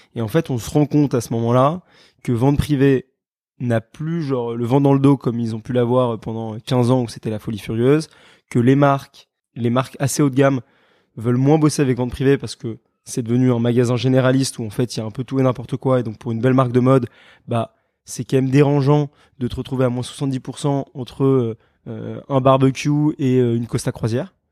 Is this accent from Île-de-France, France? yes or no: yes; Paris, Île-de-France, France; also born or lived in London, United Kingdom; je suis parisien, j'ai fait mes études en Angleterre, à Londres.